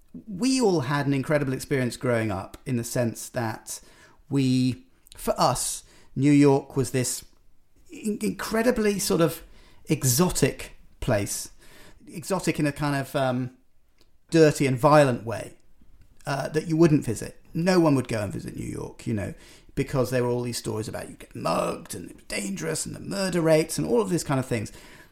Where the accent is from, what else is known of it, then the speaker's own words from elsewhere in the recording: United Kingdom; I'm a Brit